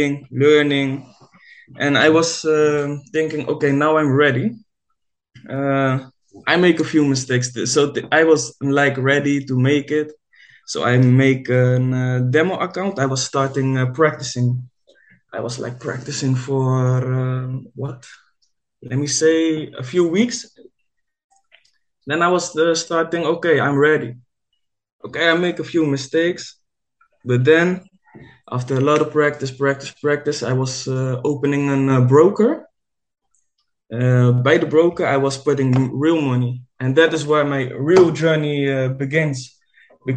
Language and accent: English; Netherlands; I'm living in the Netherlands. I'm a trader from Holland.